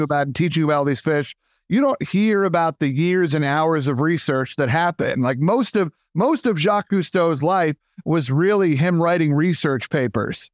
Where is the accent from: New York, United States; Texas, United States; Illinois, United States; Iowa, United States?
New York, United States; Long Island; I'm born and raised in Long Island, New York.